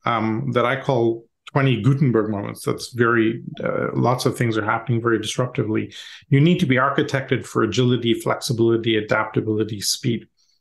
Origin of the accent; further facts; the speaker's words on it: Canada; moved away as an adult; also born or lived in India / Europe; now in United States; Parents emigrated to Canada when I was young, did my schooling and university there.